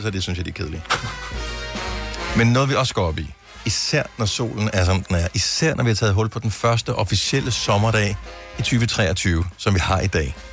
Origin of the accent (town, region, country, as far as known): West Jutland, Central Denmark Region, Denmark